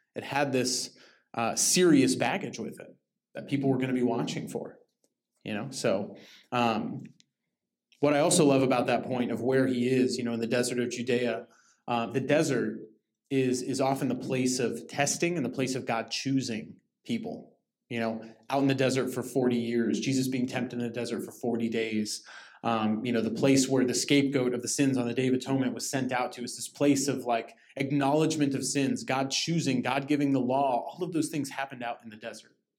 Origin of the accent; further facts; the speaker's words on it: Lake Arrowhead, California, United States; I grew up in Lake Arrowhead in the mountains